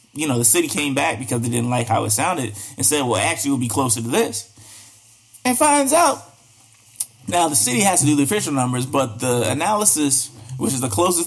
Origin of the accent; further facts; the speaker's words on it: Baltimore, Maryland, United States; now in Richmond, United States; I'm from Baltimore.